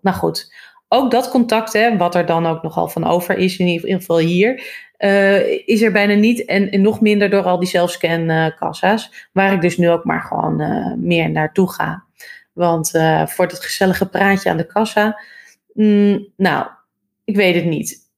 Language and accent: Dutch; Hoorn, North Holland, Netherlands; moved away as an adult; also born or lived in Amsterdam; ik ben opgegroeid in Horen, Noord-Holland